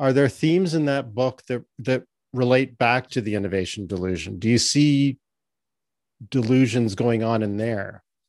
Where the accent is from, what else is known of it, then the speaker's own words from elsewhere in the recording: Canada; I'm Canadian.